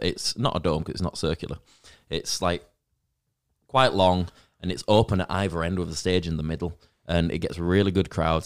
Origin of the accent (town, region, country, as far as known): Leeds, Yorkshire and the Humber, United Kingdom